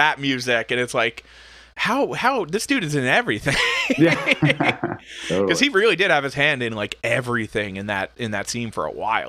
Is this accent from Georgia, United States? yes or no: no; Hamilton, New Jersey, United States; Yeah, I grew up in Hamilton, right across the bridge.